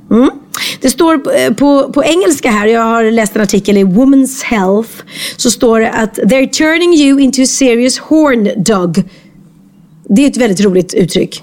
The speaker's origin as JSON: {"language": "Swedish", "country": "Sweden"}